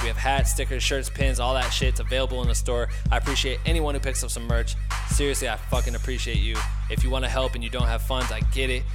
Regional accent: Iowa, United States; now in Los Angeles, United States; Andrew and I grew up together in Iowa and have both ended up out in Los Angeles

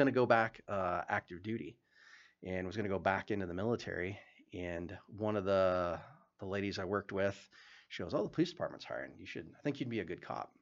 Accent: Wyoming, United States; moved away as an adult; now in Billings, United States; I grew up in Wyoming

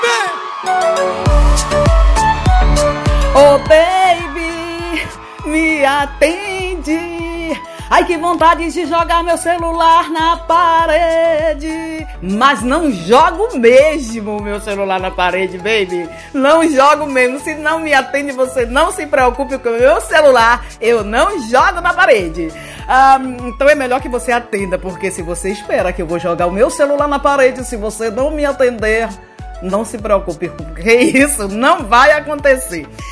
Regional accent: Brazil; nós que somos brasileiros

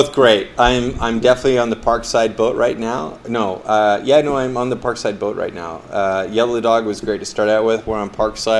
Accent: Canada; moved away as an adult; I work overseas, and I get a chance to come back to Canada maybe once a year, twice if I'm super lucky.

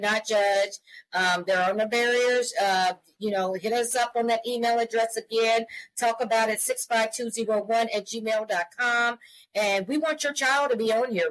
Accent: Columbia, Missouri, United States; we are a mother daughter duo. We're from Columbia, Missouri

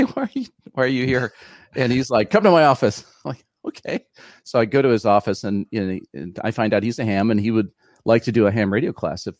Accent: Los Angeles, California, United States; moved away as an adult; now in San Jose, United States; No, actually, I grew up in West Los Angeles, which is like the Silicon Desert.

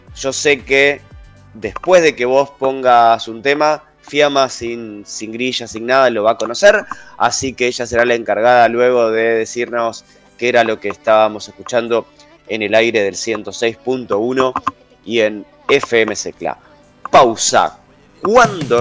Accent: Avellaneda, Buenos Aires Province, Argentina; desde que nací, eh, en Avellaneda

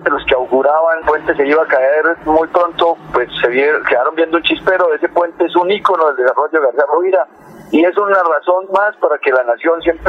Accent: Santander, Colombia; nosotros somos parte de Santander.

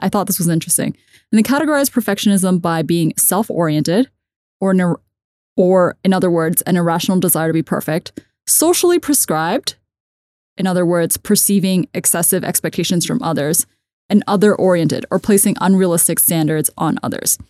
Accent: United States; I grew up in American system

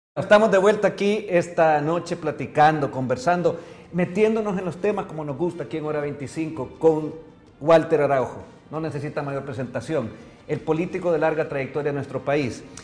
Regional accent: El Salvador; como salvadoreño, como ciudadano

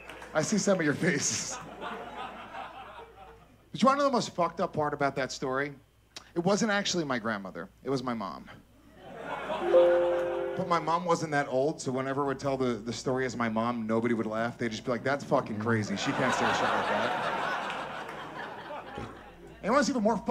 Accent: Rockland County, New York, United States; I grew up in Rockland County, New York, which is right outside of the city

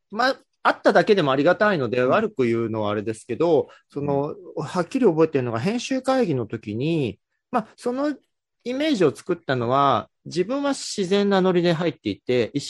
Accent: Gifu, Japan; moved away as an adult; also born or lived in Tokyo; 岐阜にいる高校生

